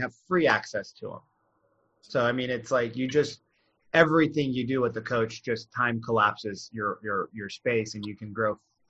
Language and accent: English; India; I mean, I'm Indian, so I'm really good at math, but your people might not.